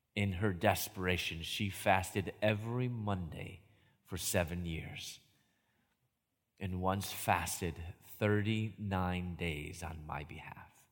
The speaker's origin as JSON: {"language": "English", "town": "Chicago", "region": "Illinois", "country": "United States", "also_born_or_lived": "Louisville / Atlanta", "moved": "as an adult", "said": "I moved from Chicago, where I'm from, down to Louisville"}